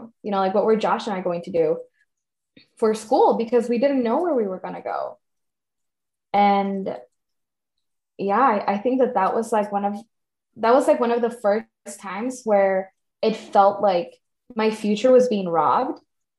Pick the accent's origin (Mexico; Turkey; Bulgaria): Mexico; All you had to say was, I'm from Mexico. And people would be like, oh yeah, okay, I get it. You're not from here.